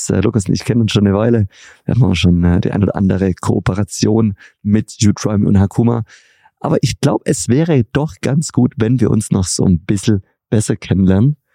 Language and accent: German; Göppingen, Baden-Württemberg, Germany; Ich komme aus der Perle Europas, Baden-Württemberg und zwar aus Göppingen bei Stuttgart.